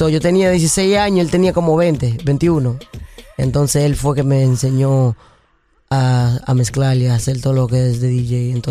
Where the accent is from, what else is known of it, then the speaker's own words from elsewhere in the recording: Dominican Republic; yo soy dominicano, de la República Dominicana, me gusta mucho la pelota, el béisbol